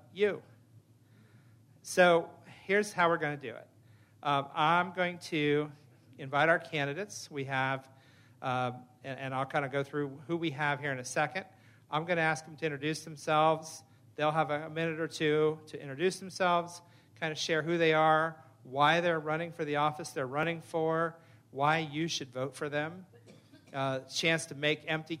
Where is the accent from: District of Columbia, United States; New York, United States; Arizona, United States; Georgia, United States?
Arizona, United States; Phoenix; I'm from Phoenix.